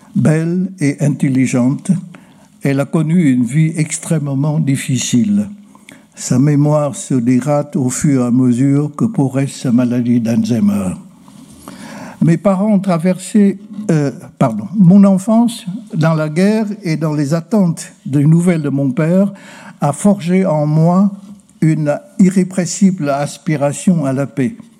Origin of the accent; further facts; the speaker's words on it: Ha Tay, Hanoi, Vietnam; also born or lived in Quang Ninh; Je suis né à Quang Ninh, où se trouve la célèbre baie de Ha mais je rendis à Hatay désormais une partie de Hanoï